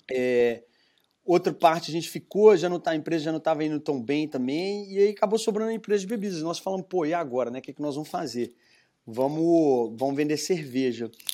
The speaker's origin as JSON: {"language": "Portuguese", "town": "Belo Horizonte", "region": "Minas Gerais", "country": "Brazil", "accent": "mineiro", "moved": "as an adult", "lives_now": "United States", "said": "vê pelo meu sotaque, sou de sou mineiro, né, de uhum. Belo Horizonte"}